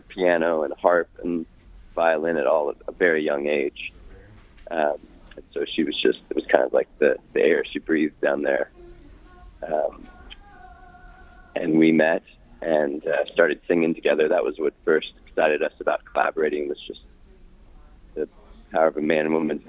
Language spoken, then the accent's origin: English; Columbia, Missouri, United States; moved away as an adult; also born or lived in Massachusetts; Born and raised